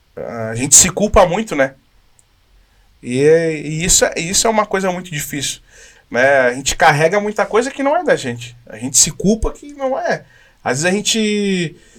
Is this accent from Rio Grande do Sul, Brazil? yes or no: yes; Caxias do Sul, Rio Grande do Sul, Brazil; moved away; eu sou de Caxias. Eu saí daqui